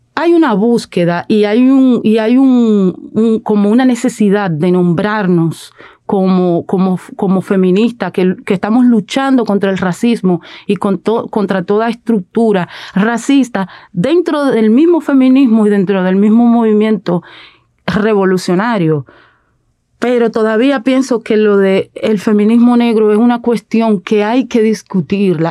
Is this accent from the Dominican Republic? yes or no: yes; Dominican Republic